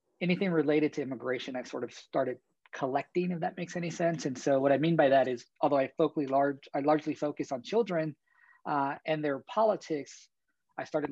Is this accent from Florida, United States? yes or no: no; San Antonio, Texas, United States; moved away; my home state of San Antonio, Texas